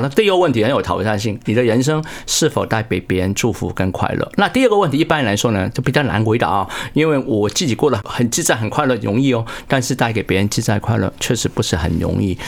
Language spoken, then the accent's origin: Chinese; Hong Kong; moved away as an adult; now in Taiwan; 因为我是香港来自， 香港出生地